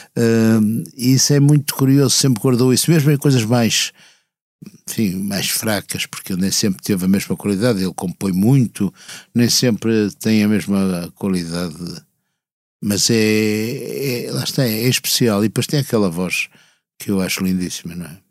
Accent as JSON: {"language": "Portuguese", "town": "Porto", "region": "Norte", "country": "Portugal", "tie": "born or raised there", "moved": "as an adult", "lives_now": "Lisbon, Portugal", "said": "vivi até aos 20 anos no Porto e quando vou lá inclusive começa a recuperar certa uma música, não é bem sotaque"}